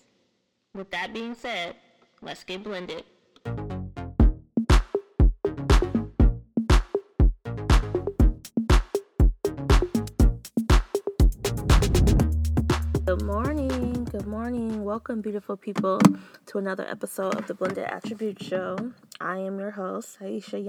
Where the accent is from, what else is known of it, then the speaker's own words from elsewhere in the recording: San Diego, California, United States; now in Houston, United States; I relocated to Houston, so I'm from San Diego